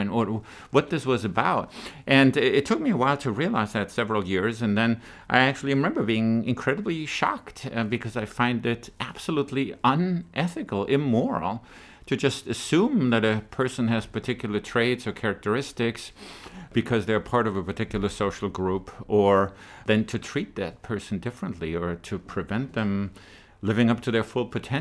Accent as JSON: {"language": "English", "country": "Germany", "tie": "born or raised there", "moved": "yes", "said": "I was born and raised in Germany"}